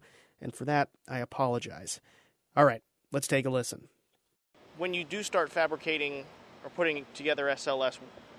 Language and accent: English; Florida, United States; I grew up here in Florida, even went to space camp here back in the 90s.